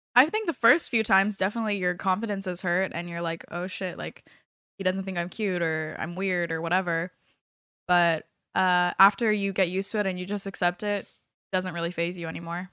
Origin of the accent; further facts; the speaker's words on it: California, United States; moved away as an adult; now in South Florida, United States; I am from California